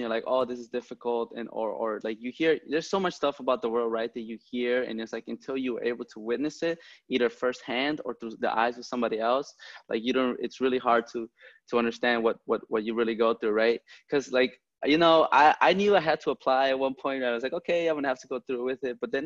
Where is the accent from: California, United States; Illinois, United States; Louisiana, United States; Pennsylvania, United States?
Illinois, United States; Chicago; I grew up in the Logan Park, So Humboldt Park and Logan Square neighborhoods